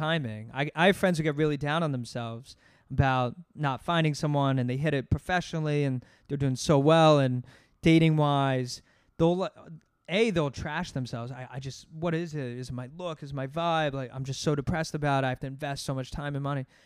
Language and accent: English; Voorhees, New Jersey, United States; now in New York, United States; I'm from New Jersey. Grew up outside Philadelphia